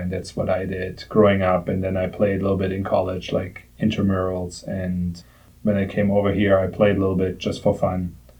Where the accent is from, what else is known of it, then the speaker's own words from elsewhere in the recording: Germany; moved away as an adult; So I grew up in Germany. So basically for my whole childhood, I was playing soccer every day after school.